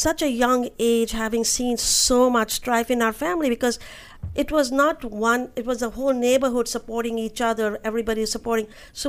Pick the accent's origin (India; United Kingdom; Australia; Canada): India; New Delhi, Delhi; now in United States; Having grown up in India